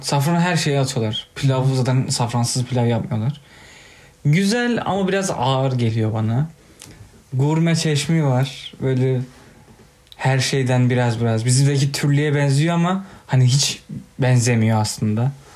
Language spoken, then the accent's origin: Turkish; Turkey; ben Türk'üm